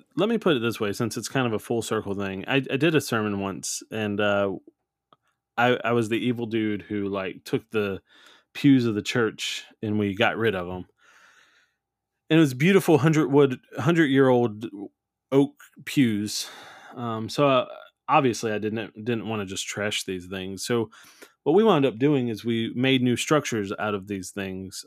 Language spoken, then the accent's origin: English; New Orleans, Louisiana, United States; I'm from New Orleans, it's just in the blood